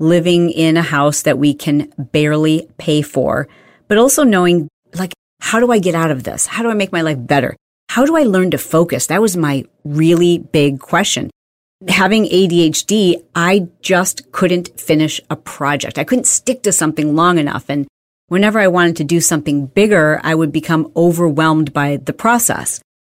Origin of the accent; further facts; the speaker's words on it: Midwest, United States; I grew up in the Midwest